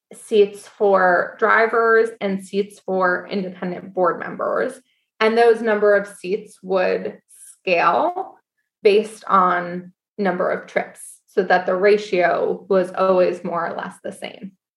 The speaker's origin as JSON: {"language": "English", "town": "Syracuse", "region": "New York", "country": "United States", "tie": "born or raised there", "also_born_or_lived": "Washington, D.C.", "moved": "yes", "said": "I grew up in Syracuse, New York"}